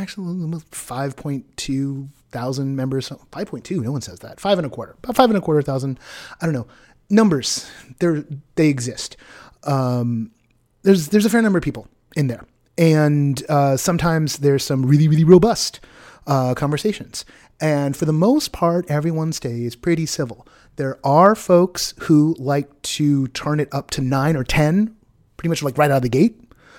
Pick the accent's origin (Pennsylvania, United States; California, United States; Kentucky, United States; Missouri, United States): California, United States; Southern; moved away; I was born in Southern California